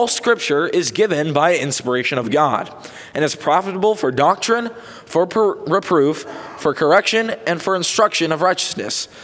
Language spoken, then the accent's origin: English; Houston, Texas, United States; As we are all from the Houston area